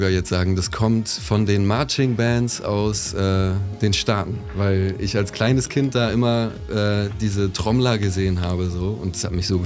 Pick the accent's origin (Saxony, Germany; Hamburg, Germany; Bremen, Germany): Bremen, Germany; moved away as an adult; also born or lived in Hesse; now in Leipzig, Germany; Genau, so, Hessen, ja, ganz Bremen, früher. Ja. Genau, Bremen habe ich dann Abitur gemacht und dann bin ich auch von Bremen nach Leipzig gezogen.